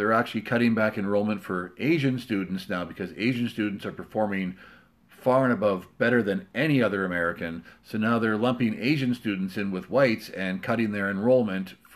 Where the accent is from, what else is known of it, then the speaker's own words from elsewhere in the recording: Canada; being Canadian